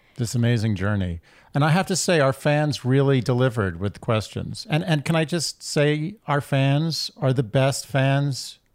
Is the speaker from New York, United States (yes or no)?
yes; New York City, New York, United States; born and raised in New York City